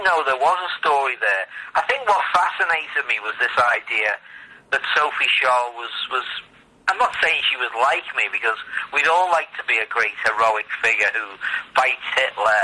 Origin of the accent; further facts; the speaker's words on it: Liverpool, North West England, United Kingdom; I'm from Liverpool